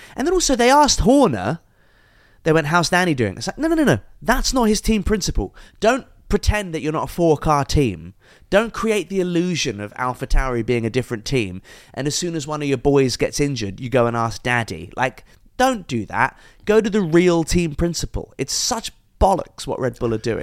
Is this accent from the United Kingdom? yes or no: yes; England, United Kingdom; I am a mixed race guy, born in England